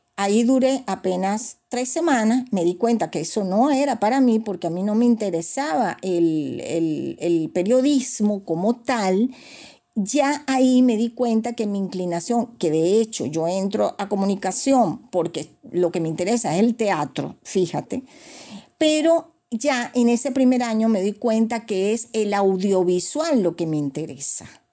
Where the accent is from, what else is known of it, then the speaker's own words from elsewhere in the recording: Caracas, Capital District, Venezuela; yo nací en la parroquia La Candelaria, en la esquina de Puente Llanes a Perico